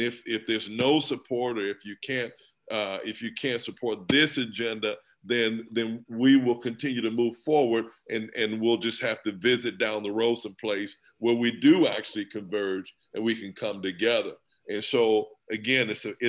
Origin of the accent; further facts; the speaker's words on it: Nebraska, United States; I was born and raised in Nebraska